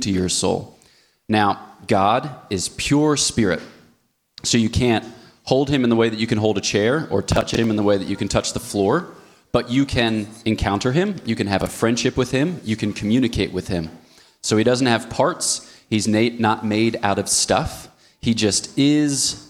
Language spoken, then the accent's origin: English; United States; moved away as an adult; also born or lived in Ohio; now in Switzerland; I was born between the cities of Philadelphia